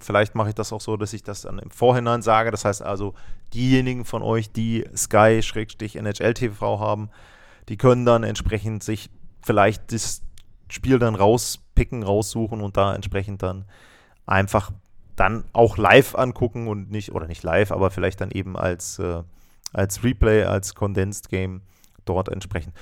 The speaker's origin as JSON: {"language": "German", "country": "Germany", "said": "Bei uns in Deutschland"}